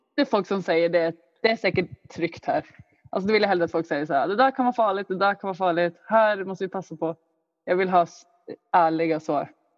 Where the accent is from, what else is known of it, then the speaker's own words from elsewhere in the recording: Luleå, Norrbotten County, Sweden; jag växte upp i Luleå